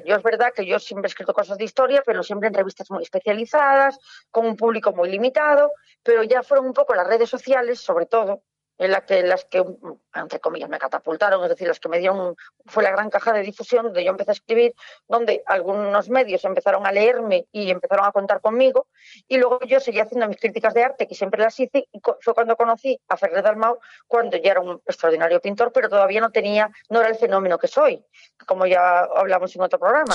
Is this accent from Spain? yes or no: yes; Ferrol, Galicia, Spain; soy de Ferrol